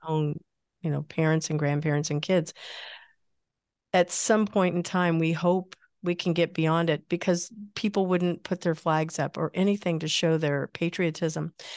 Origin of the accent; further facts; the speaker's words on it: Midwest, United States; I grew up in the Midwest